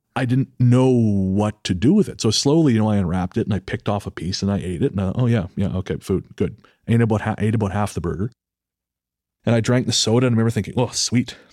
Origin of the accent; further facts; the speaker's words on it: British Columbia, Canada; it's my hometown